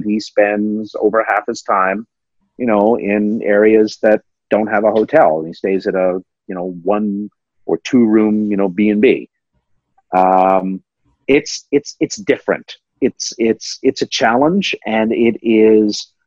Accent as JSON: {"language": "English", "town": "Pickering", "region": "Ontario", "country": "Canada", "tie": "born or raised there", "also_born_or_lived": "Toronto", "said": "So I grew up in Toronto and I lived, grew up in Pickering"}